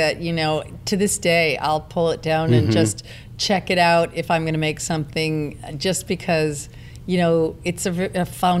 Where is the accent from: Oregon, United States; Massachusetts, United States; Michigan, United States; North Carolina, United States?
Michigan, United States; moved away; I come from the Midwest, and growing up in Michigan